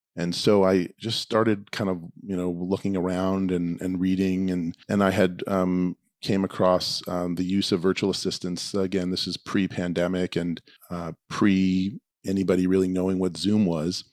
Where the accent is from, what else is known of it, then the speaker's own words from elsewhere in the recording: New York, United States; moved away as an adult; also born or lived in Boston; now in Los Angeles, United States; I grew up in New York